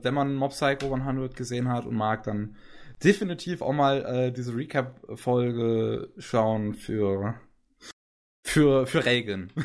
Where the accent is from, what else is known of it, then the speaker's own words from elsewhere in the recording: Germany; bei uns in Deutschland